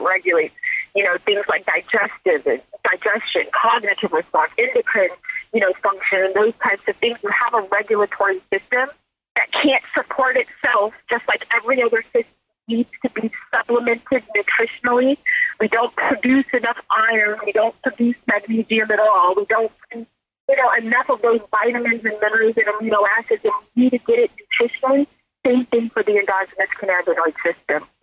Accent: Silicon Valley, California, United States; also born or lived in Mississippi; I grew up in California in the Silicon Valley

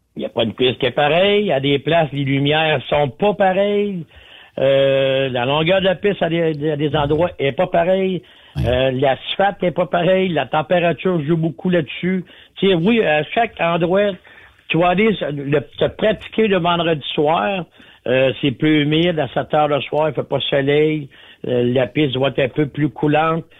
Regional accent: Quebec, Canada; chez nous, au Québec

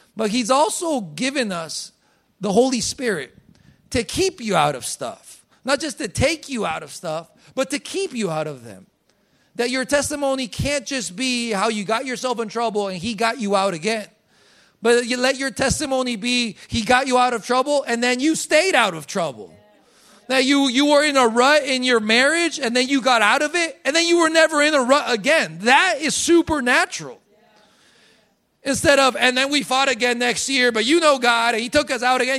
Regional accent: Colombia; I was born in Colombia.

